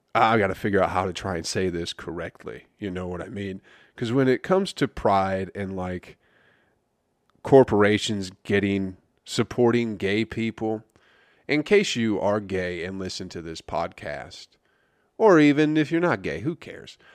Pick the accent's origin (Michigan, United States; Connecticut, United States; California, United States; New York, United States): Michigan, United States; I'm from Michigan